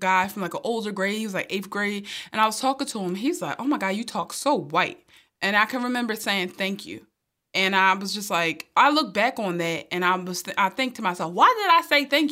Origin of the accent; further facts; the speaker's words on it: Philadelphia, Pennsylvania, United States; I grew up in North Philly